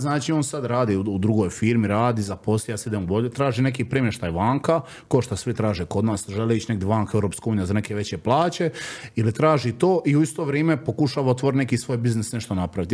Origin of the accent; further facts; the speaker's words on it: Solin, Split-Dalmatia County, Croatia; odrastanje u Splitu i Solinu, šta ja znam, ono, uvijek su gledali nas ko seljake, ko evo, on iz Kaštela i ono, mi iz Solina smo gledali na Kaštela ko selo